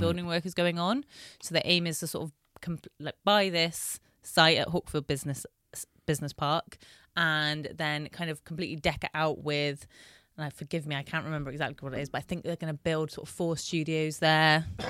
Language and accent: English; Bristol, South West England, United Kingdom; I am born and bred in Bristol.